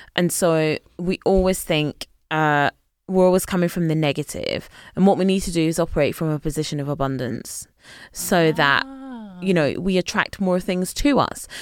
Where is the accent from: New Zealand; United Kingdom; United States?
United Kingdom; a village just outside Glasgow, Scotland; moved away as an adult; now in London, United Kingdom; I grew up in a village, literally just, uh, literally a village, just outside Glasgow